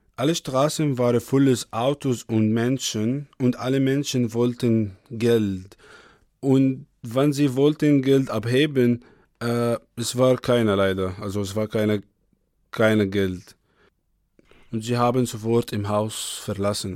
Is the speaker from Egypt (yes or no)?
yes; Egypt; German is a second language; also born or lived in Kyiv, Ukraine; now in Kassel, Germany; ich komme aus Ägypten